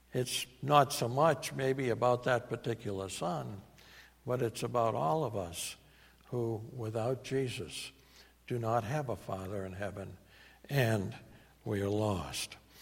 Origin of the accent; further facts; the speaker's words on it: New England, United States; accent: New England; my New England accent